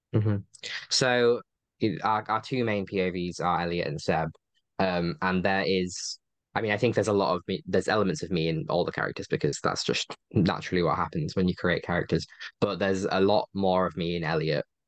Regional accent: Yorkshire and the Humber, United Kingdom; my hometown, which is like a, I know, twenty-minute train away from where they are

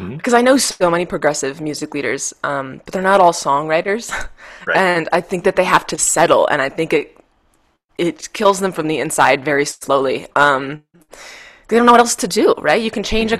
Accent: Michigan, United States; now in Denver, United States; I'm from Michigan originally

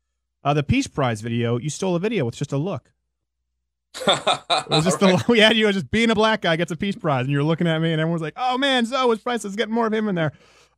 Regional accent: Canada; I don't really get to talk about my background so much as a Canadian.

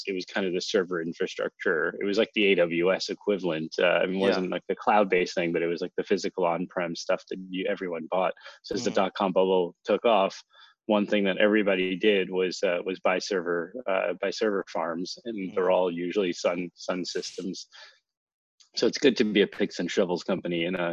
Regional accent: East Coast, United States; moved away as an adult; also born or lived in California / Seattle; Grew up on the East Coast

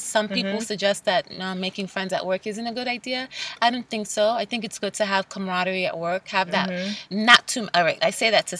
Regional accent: New York, United States; I'm a New Yorker

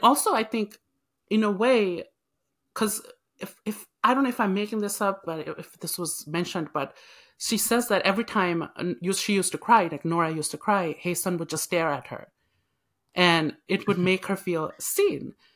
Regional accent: Nepal; now in United States; I'm Nepalese, so it's, it's always that struggle of, like, you're not Nepalese enough or you're not you know, you're not American now. 'Cause back home, if I go, everybody says, "You are an American now."

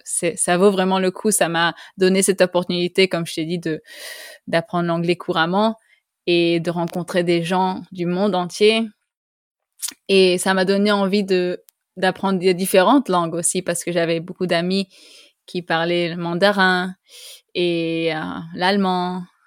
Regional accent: Costa Rica; first language French and Spanish; moved away; also born or lived in Canada; j'ai grandi au Costa Rica. Mes parents sont français. Alors, j'ai grandi en parlant français et espagnol.

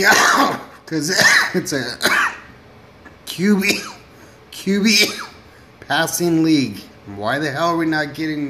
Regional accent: Arizona, United States; I am a ASU fan. I'm from Arizona.

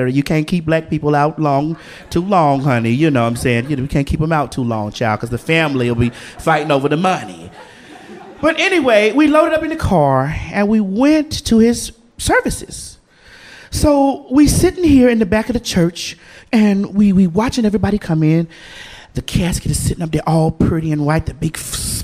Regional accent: the South, United States; I'm from the South. So being from the South, you know, we are Bible people, right? The Bible Belt down there

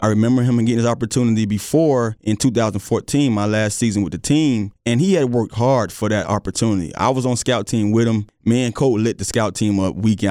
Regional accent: South Florida, United States; now in Virginia, United States; growing up in South Florida

